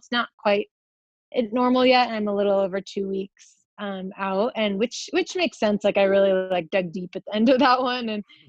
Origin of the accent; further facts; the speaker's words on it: Arizona, United States; in my home state of Arizona